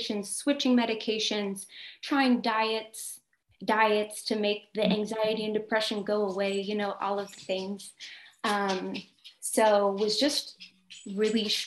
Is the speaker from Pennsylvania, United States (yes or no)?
no; Ohio, United States; moved away as an adult; now in California, United States; I'm from Ohio